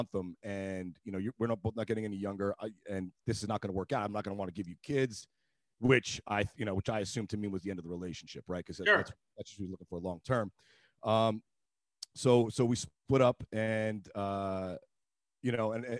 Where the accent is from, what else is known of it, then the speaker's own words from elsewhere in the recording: New York City, New York, United States; moved away as an adult; also born or lived in Boston; now in California, United States; I grew up in New York City.